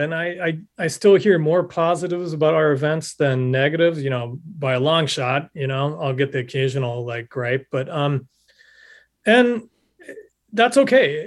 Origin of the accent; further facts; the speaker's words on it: Nebraska, United States; moved away; my home state of Nebraska